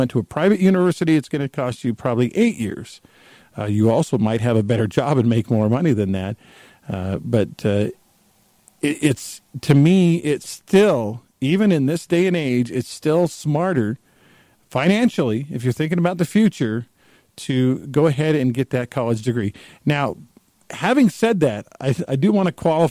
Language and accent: English; Texas, United States; I grew up in Texas.